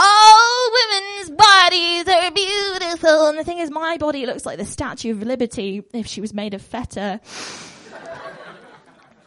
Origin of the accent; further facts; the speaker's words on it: Bristol, South West England, United Kingdom; I'm from Bristol and I'm culturally compelled to be really right on about everything